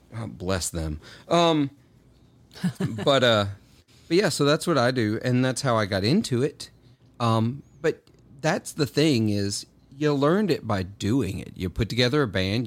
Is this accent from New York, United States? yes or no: no; Clarksdale, Mississippi, United States; moved away as an adult; also born or lived in Murfreesboro, Tennessee; I grew up in Clarksdale, Mississippi